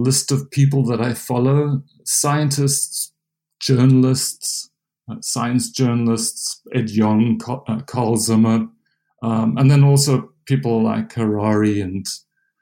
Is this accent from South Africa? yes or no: yes; South Africa; moved away as an adult; now in United States; I'm South African. I grew up in a small little town in South Africa